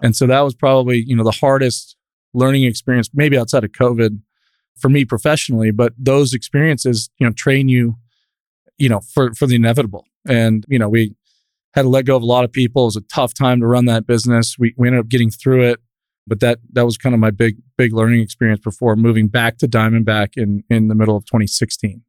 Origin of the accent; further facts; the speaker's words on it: Newport Beach, California, United States; now in Midland, United States; I grew up in Newport Beach. I was a product of, you know, Orange County surf culture, pop culture